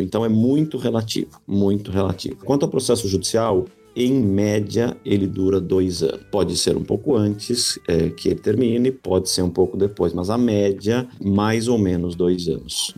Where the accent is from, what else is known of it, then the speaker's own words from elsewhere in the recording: Brazil; moved away as an adult; nós saímos do Brasil, da América Latina, estamos na Europa